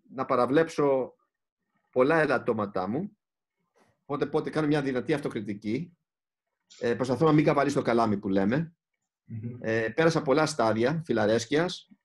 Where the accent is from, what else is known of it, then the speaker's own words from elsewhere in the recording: Greece; είμαστε Έλληνες